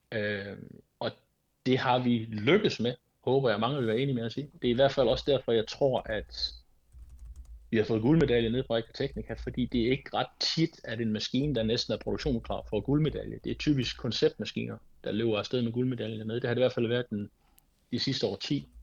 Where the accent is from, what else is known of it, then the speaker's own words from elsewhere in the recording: Denmark; jeg er dansker